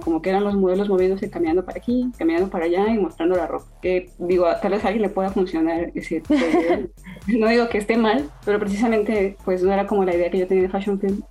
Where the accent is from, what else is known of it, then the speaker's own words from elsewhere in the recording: Mexico; soy mexicana, entonces crecí con ella